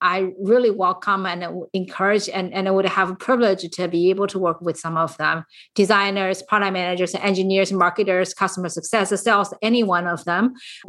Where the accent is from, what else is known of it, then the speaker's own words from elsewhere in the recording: San Francisco, California, United States; I am from the San Francisco Bay Area, and you are listening to Women in Tech.